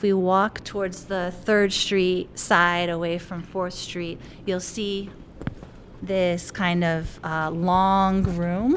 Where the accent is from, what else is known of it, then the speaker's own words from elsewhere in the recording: Japan; moved away; I don't identify as Japanese American, and I grew up in Japan. I'm biracial